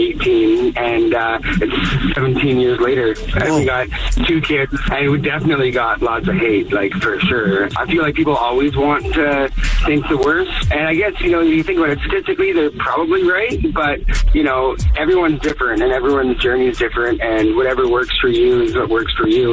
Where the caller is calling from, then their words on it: Victoria, British Columbia, Canada; I'm calling from Victoria.